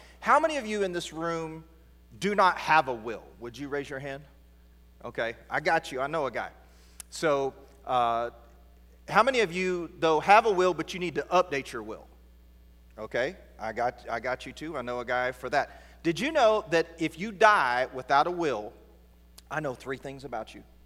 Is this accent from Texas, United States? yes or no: yes; East Texas, United States; I'm right here from East Texas